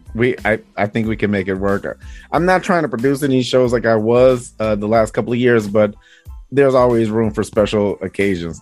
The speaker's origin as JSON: {"language": "English", "town": "Detroit", "region": "Michigan", "country": "United States", "also_born_or_lived": "Arizona / Iowa", "moved": "yes", "said": "I'm from Detroit"}